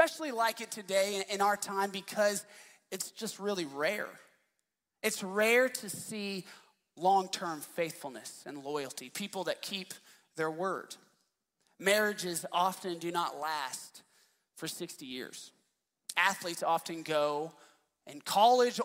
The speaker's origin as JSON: {"language": "English", "town": "Dallas", "region": "Texas", "country": "United States", "tie": "born or raised there", "said": "I grew up in Dallas"}